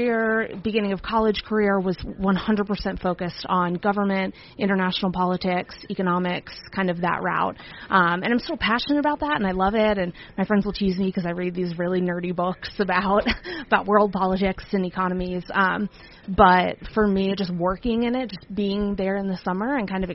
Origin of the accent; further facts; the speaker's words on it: right outside of Philadelphia, Pennsylvania, United States; also born or lived in Virginia; I grew up right outside of Philadelphia.